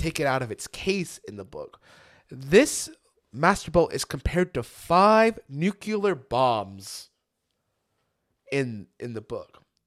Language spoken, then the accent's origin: English; Lancaster, California, United States; I'm from Lancaster